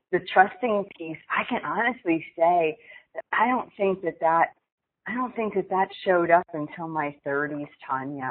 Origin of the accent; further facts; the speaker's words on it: Pennsylvania, United States; moved away as an adult; also born or lived in Newark, New Jersey; growing up in Pennsylvania